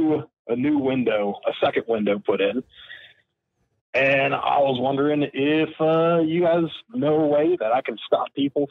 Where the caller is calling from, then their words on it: Kentucky, United States; I live in Northern Kentucky.